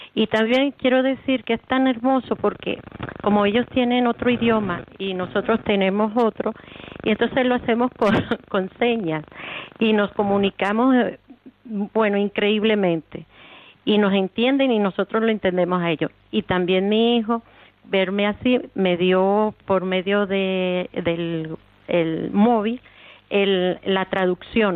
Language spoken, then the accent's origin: Spanish; Venezuela; also born or lived in Mexico; now in Canary Islands, Spain; Yo vengo de Venezuela